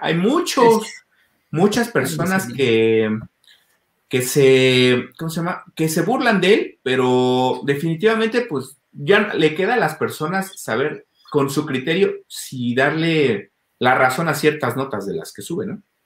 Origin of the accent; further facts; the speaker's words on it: Mexico City, Mexico; Soy de la Ciudad de México